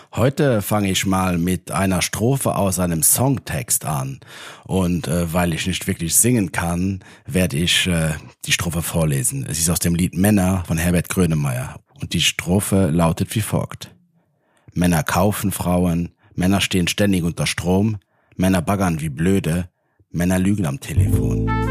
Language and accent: German; Luxembourg; aus meiner Heimat